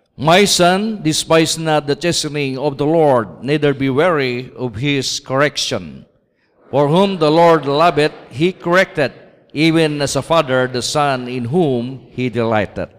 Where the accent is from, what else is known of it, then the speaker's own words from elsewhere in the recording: Ilocos Region, Philippines; also born or lived in Laguna; now in Cavite, Philippines; Ako po Ilocano. At taga Pangasinan po ako